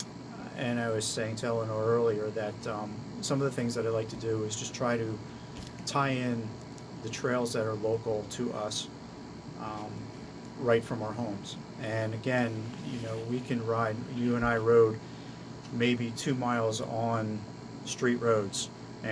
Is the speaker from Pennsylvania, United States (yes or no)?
yes; Allentown, Pennsylvania, United States; moved away as an adult; now in New Jersey, United States; I grew up in Allentown, Pennsylvania, and I got my cycling start at the Lehigh County Velodrome